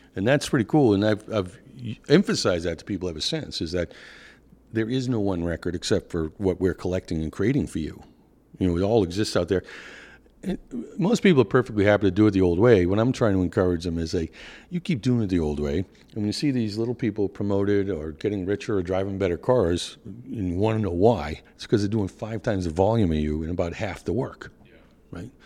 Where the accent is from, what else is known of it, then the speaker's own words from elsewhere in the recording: Boston, Massachusetts, United States; accent: Northeast; my accent is definitely from the Northeast. Uh, I'm from Boston